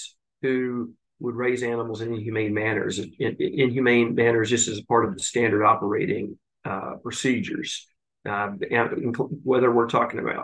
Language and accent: English; Tennessee, United States; I grew up in Tennessee in the 80s